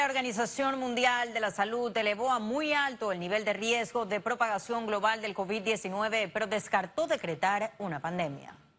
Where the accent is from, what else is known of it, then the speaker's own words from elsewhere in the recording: Panama; nosotros como panameños responsables